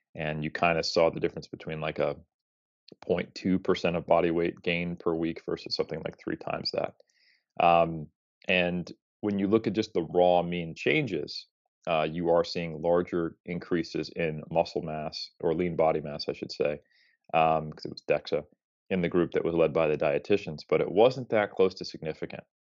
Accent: United States; as an American

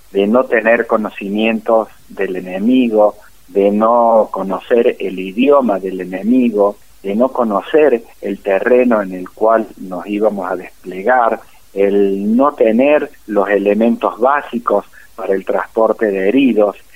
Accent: Córdoba, Argentina; Yo nací en la ciudad de Córdoba el 8 de octubre de 1954. Toda mi niñez fue en Córdoba.

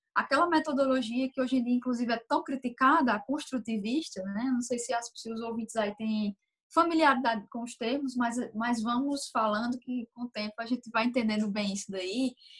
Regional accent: Campina Grande, Paraíba, Brazil; sou de Campina Grande, Paraíba

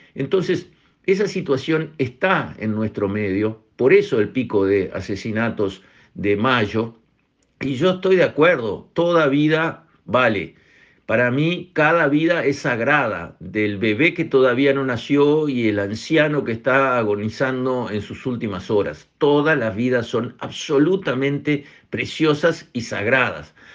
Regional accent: Uruguay; acá somos todos uruguayos

